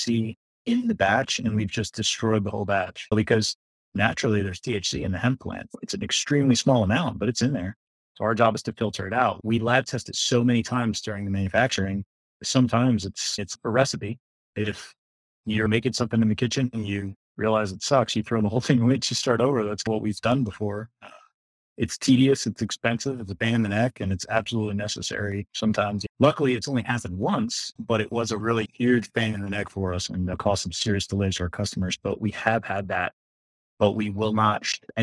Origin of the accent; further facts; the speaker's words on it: South Florida, United States; Born and raised in Florida. I'm one of the few people that lives in South Florida who's actually from South Florida.